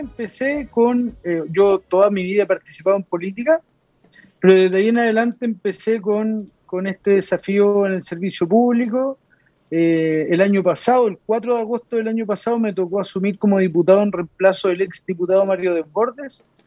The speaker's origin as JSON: {"language": "Spanish", "town": "Lo Prado", "region": "Santiago Metropolitan Region", "country": "Chile", "tie": "born or raised there", "also_born_or_lived": "San Javier, Maule Region", "said": "me crié, nací en San Javier, en la comuna de San Javier, que está en la séptima región de Chile. Me crié en Loprado toda mi vida."}